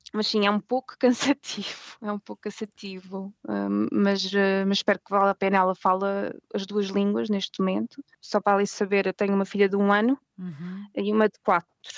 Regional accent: Portugal; moved away as an adult; also born or lived in Germany / Spain / England / Reading; now in Reykjavik, Iceland; Eu saí de Portugal porque consegui uma bolsa para fazer um mestrado

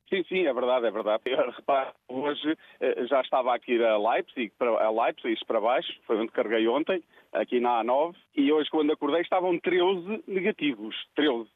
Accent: Tábua, Centro, Portugal; now in Póvoa de Santa Iria, Portugal; Sou natural eh, do Conselho de Tá Tábua, distrito de Coimbra. Tenho, tenho sangue beirão

